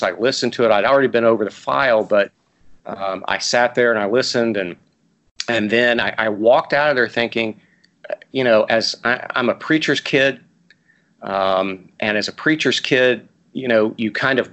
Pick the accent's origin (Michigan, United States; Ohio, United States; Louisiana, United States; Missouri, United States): Ohio, United States; Portsmouth; I grew up in Portsmouth, Ohio